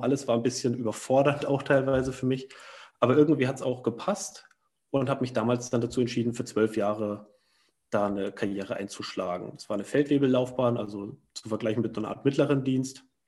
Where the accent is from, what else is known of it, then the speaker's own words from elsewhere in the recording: Thuringia, Germany; moved away; in dem Heimatdorf aus Thüringen, wo ich herkomme